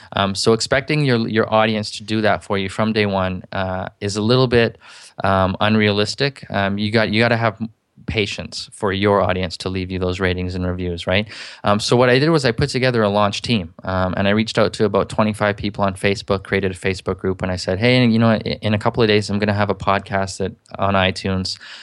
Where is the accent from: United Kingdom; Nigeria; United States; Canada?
Canada; I'm from Canada